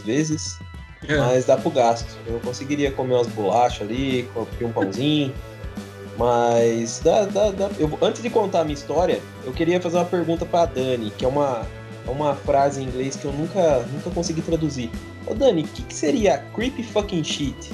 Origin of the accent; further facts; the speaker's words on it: Leme, São Paulo, Brazil; Eu mal saí de Leme, eu sou um menino que os pés fincados na terra